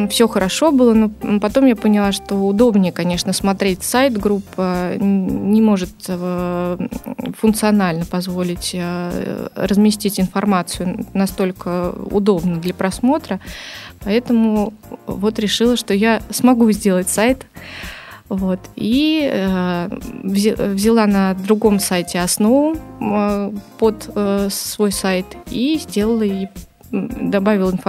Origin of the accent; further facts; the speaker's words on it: Saint Petersburg, Russia; Сказала, что я из Санкт-Петербурга и хочу с вами работать.